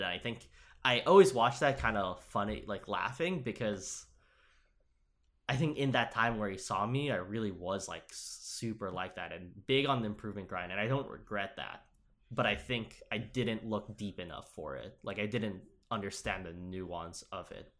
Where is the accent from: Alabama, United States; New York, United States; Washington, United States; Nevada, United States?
New York, United States; Upstate; I came from Upstate too